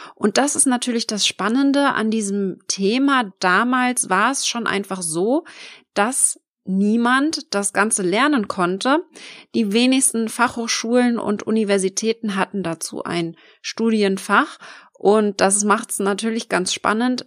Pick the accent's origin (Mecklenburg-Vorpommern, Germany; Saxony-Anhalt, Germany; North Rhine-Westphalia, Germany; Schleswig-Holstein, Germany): Mecklenburg-Vorpommern, Germany; Schwerin; wohne ich im schönen Schwerin in Mecklenburg-Vorpommern und arbeite von überall auf der Welt, bin gerne mal unterwegs in der Welt und genieße meine Selbstständigkeit mit meiner wunderschönen Homebase hier in meinem Heimatdorf